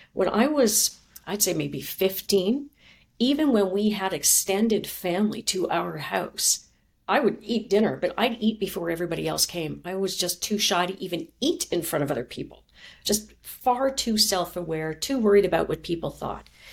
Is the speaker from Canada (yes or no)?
yes; Chilliwack, British Columbia, Canada; moved away; also born or lived in Thompson, Manitoba; my mother moved my sister and myself, my younger sister, to Chilliwack, B C. And that's where I grew up.